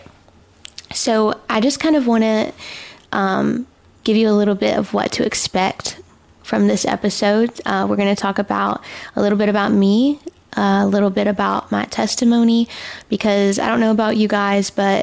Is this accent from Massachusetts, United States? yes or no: no; Alabama, United States; I am from Alabama. I am Alabama, homegrown, home raised. My whole life I've been in Alabama